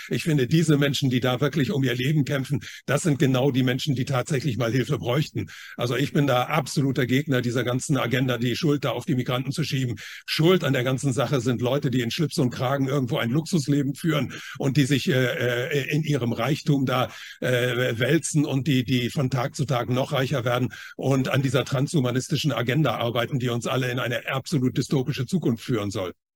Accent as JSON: {"language": "German", "country": "China", "tie": "born or raised there", "moved": "yes", "said": "ich bin ja in China geboren"}